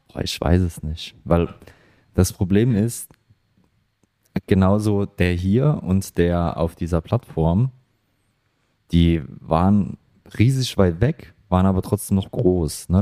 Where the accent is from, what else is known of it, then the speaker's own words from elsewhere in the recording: Germany; now in Australia; in Deutschland sind wir